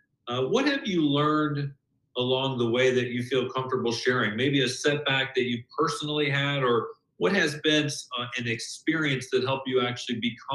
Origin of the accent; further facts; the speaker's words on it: Louisville, Kentucky, United States; I'm actually from Louisville, Kentucky.